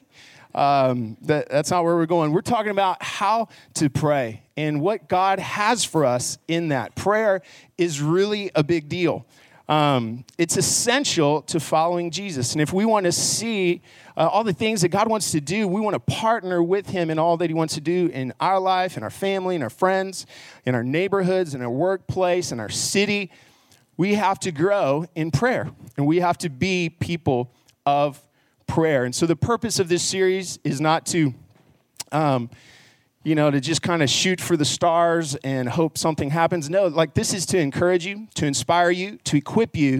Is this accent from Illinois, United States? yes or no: no; Garland, Texas, United States; also born or lived in Abilene, Texas; I grew up in Garland and went to Naaman Forest High School